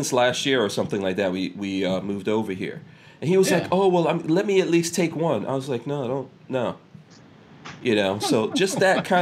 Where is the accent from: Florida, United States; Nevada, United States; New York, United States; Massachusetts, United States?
Florida, United States; we're from Florida